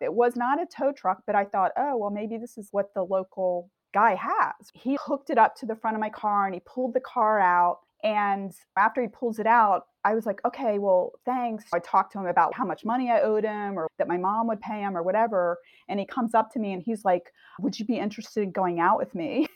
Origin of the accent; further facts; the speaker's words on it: Delaware, United States; also born or lived in suburban Chicago; now in Chicago, United States; I'm in suburban Chicago now, and I grew up in Delaware